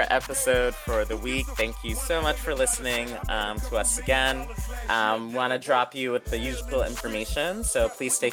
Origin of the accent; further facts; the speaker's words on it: Boston, Massachusetts, United States; my hometown, Boston